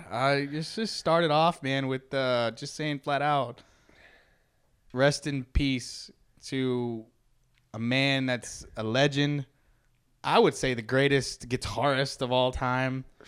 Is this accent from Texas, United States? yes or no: yes; Bay City, Texas, United States; we grew up in Bay City, an hour south of Houston